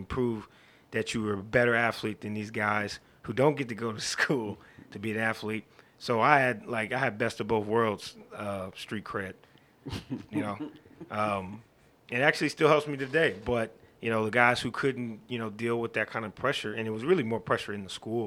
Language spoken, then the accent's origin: English; Dayton, Ohio, United States; I grew up actually in Dayton, Ohio